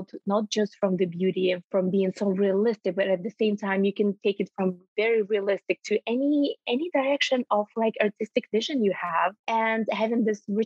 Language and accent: English; Ukraine; moved away as an adult; now in Canada; I was born and raised in Ukraine, and I'm Canadian at heart. I've been calling it home for over 10 years